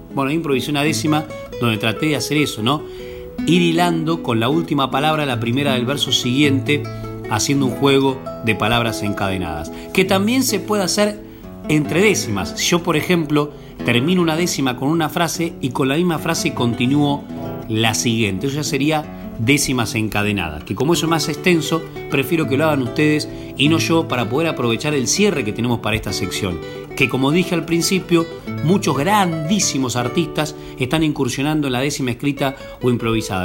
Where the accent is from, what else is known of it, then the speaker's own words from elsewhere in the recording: Dolores, Buenos Aires Province, Argentina; mi pueblo, de Dolores